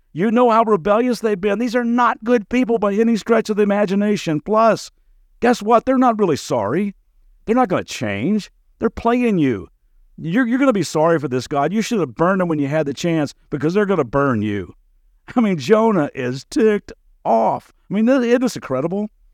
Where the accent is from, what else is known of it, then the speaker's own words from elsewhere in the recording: Kentucky, United States; moved away as an adult; also born or lived in Las Vegas; growing up in Kentucky